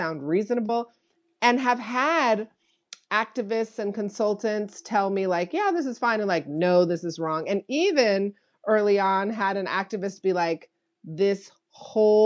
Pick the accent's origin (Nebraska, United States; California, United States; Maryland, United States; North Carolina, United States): California, United States; I was raised in California, kind of like not in the heart of any of those communities or identities